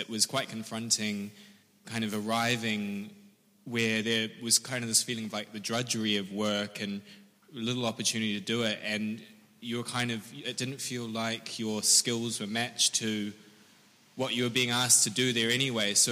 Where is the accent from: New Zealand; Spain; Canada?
New Zealand; but I come from New Zealand where I've worked on apartment schemes and um, public space.